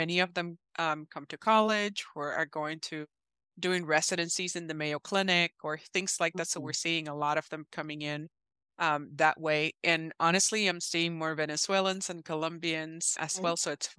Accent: Puerto Rico; now in United States; I am originally from Puerto Rico, and I've been in the Midwest for many years

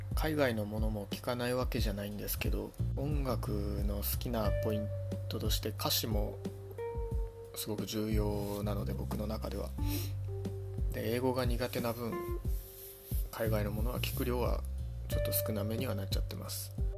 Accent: Ibaraki, Japan; moved away as an adult; also born or lived in Chiba Prefecture; now in Chiba, Japan; 出身は茨城県です社会人になってから千葉県に来ました

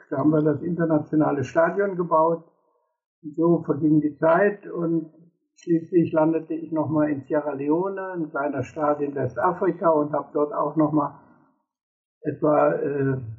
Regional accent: Cologne, North Rhine-Westphalia, Germany; moved away as an adult; Ich bin dann im Großraum

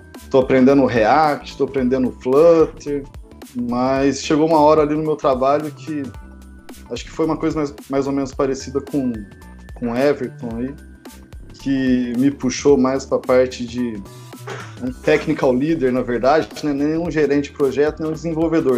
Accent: Pouso Alegre, Minas Gerais, Brazil; moved away as an adult; also born or lived in Campinas; Eu sou de Pouso Alegre também

